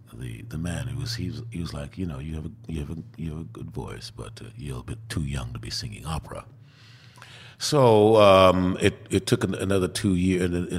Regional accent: Queens, New York, United States; Oh, well, I remember once, I don't remember what time of year it was, but I remember my folks had a party

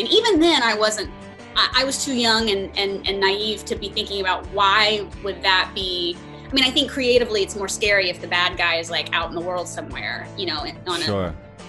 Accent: Dallas area, North Texas, United States; I am from North Texas, from the Dallas area. My parents are divorced, but they lived in different areas outside of Dallas, and then I went to SMU, which was in Dallas.

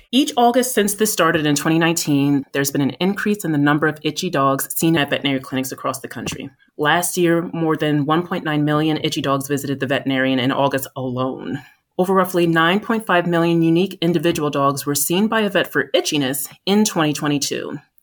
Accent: New Jersey, United States; also born or lived in Boston, Massachusetts; I've always lived in the Northeast U S, born and raised in New Jersey

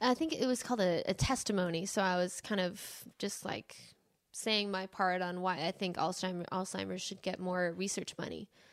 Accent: Phoenix, Arizona, United States; moved away as an adult; now in Nashville, United States; we grew up in Phoenix, Arizona

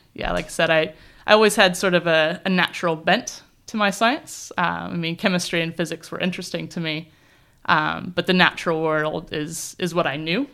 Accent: southern Indiana, United States; moved away as an adult; also born or lived in California; now in New Zealand; I grew up on a farm in the southern part of Indiana

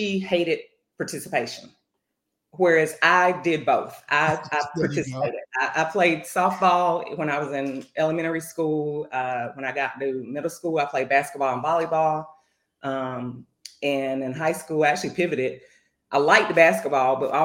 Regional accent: North Carolina, United States; And I'm from North Carolina. I grew up on Tobacco Road

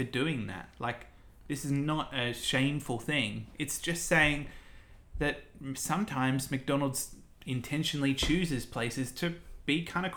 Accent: Campbelltown, New South Wales, Australia; I grew up in Campbelltown

